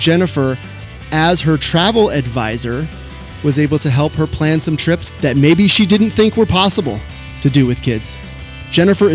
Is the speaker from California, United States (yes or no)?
yes; Sacramento, California, United States; my hometown of Sacramento, California